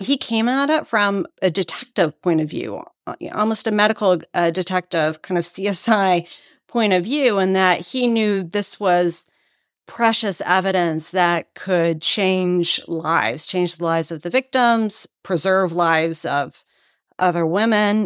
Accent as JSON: {"language": "English", "region": "Texas", "country": "United States", "tie": "born or raised there", "also_born_or_lived": "Washington, D.C.", "moved": "as an adult", "lives_now": "Maryland, United States", "said": "I come from Texas originally"}